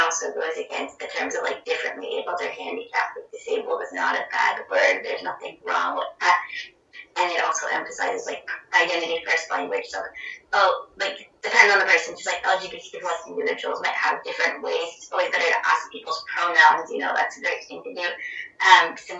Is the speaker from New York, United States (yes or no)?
yes; New York, United States; I'm a New Yorker